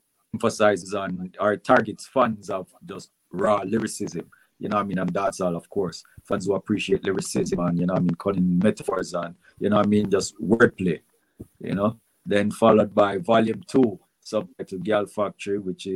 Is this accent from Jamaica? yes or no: yes; Jamaica; we're Jamaican